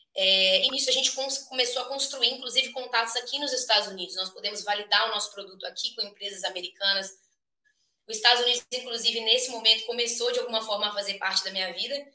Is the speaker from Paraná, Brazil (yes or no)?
no; Minas Gerais, Brazil; moved away as an adult; now in United States; sou natural de Minas Gerais, da terra do pão de queijo